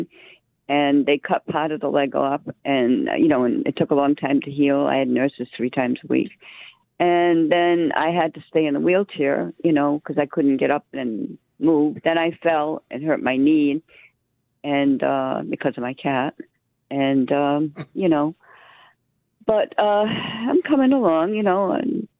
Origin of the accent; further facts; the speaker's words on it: Rhode Island, United States; moved away as an adult; also born or lived in Connecticut; now in Missouri, United States; I was born in Rhode Island, but then I moved to Connecticut when I got married